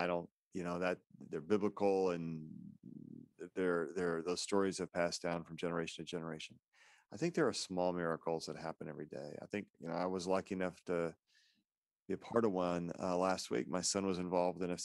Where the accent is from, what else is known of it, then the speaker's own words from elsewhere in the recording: Independence, Missouri, United States; I was born and raised in Independence, Missouri